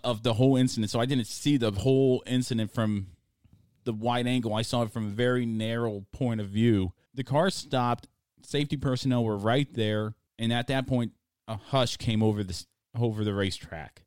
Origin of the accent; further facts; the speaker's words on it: United States; accent: American; my American accent